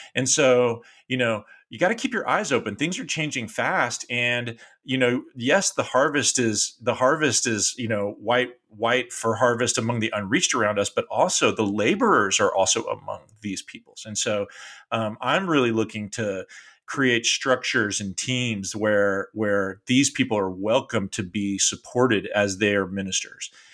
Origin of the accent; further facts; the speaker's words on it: Austin, Texas, United States; moved away as an adult; the house that I grew up here in Austin, Texas